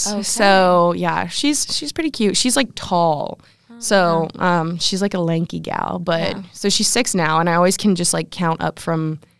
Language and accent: English; Columbus, Ohio, United States; I'm a sophomore integrated strategic communication major. I'm from Columbus, Ohio